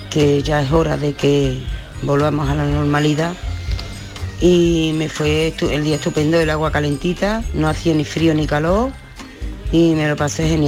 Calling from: Seville, Andalusia, Spain; Buenos días … de Sevilla. Yo fui allá a la playa, fui a Rota, Nunca aquí en Sevilla salió el día nubladito y fresquito pero fui.

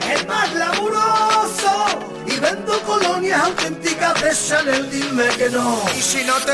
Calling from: Granada, Andalusia, Spain; de Granada.

